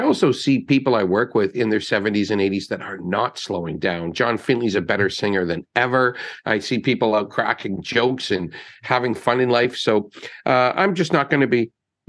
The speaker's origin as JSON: {"language": "English", "town": "North Bay", "region": "Ontario", "country": "Canada", "tie": "born or raised there", "said": "I just always feel like I'm some kid from North Bay who got lucky and came down here"}